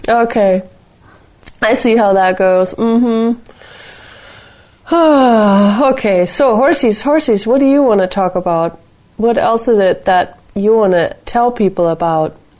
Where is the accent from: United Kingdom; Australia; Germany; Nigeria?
Germany; Nuremberg, Bavaria; my hometown, Nuremberg